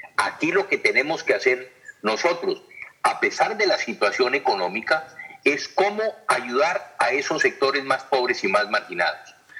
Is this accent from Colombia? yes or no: yes; Colombia; Nosotros los colombianos